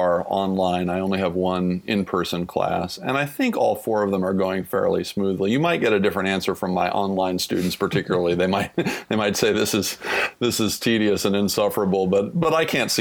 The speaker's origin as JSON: {"language": "English", "town": "Topeka", "region": "Kansas", "country": "United States", "tie": "born or raised there", "moved": "as an adult", "said": "Washburn is, you know, three blocks from the house I grew up in."}